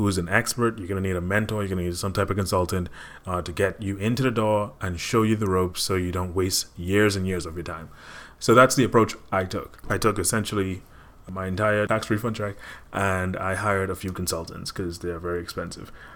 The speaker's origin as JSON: {"language": "English", "country": "Bahamas", "moved": "yes", "lives_now": "Connecticut, United States", "said": "I am from the Bahamas"}